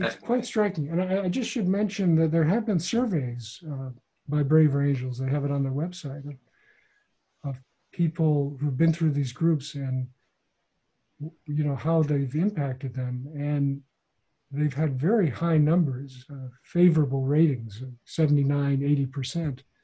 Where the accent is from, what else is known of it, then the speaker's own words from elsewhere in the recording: Midwest, United States; my hometown mm-hmm. in the Midwest